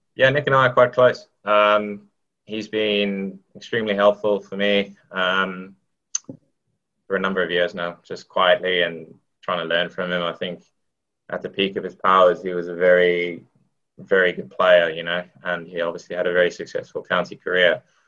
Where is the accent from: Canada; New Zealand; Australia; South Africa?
South Africa; now in England; I, I grew up in South Africa